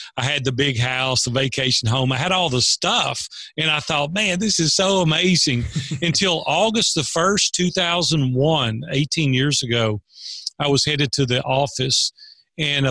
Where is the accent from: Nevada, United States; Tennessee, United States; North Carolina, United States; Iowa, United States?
Tennessee, United States; Nashville; I grew up in Nashville, Tennessee. I've been here almost 60 years now.